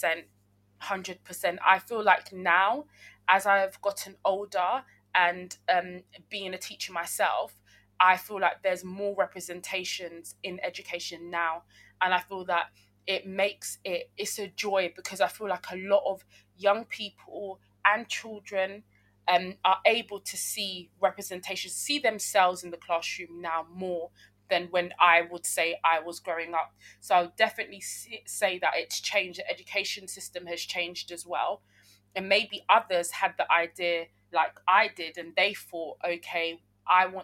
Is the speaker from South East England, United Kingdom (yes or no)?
no; London, United Kingdom; I grew up in South London, and my parents are from Uganda, but I was born in Britain